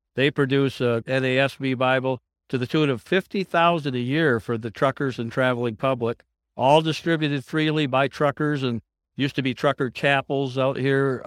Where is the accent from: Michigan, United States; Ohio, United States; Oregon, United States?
Michigan, United States; West; I'm from West Michigan